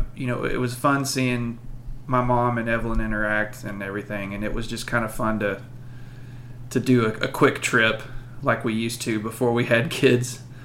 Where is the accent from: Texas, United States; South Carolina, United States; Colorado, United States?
Texas, United States; Abilene; I grew up around Abilene, so we went to the zoo a lot for field trips